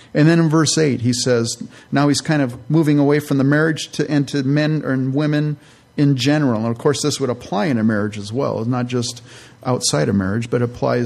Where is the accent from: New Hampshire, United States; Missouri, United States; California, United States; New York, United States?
California, United States; also born or lived in Minnesota; I'm from California.